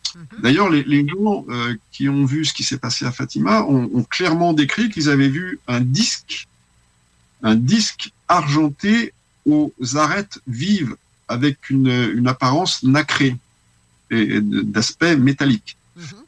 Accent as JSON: {"language": "French", "town": "Paris", "region": "Île-de-France", "country": "France", "tie": "born or raised there", "moved": "as an adult", "lives_now": "Lyon, France", "said": "je suis lyonnais d'adoption parce que j'habitais à Paris jusqu'à l'âge de 19 ans"}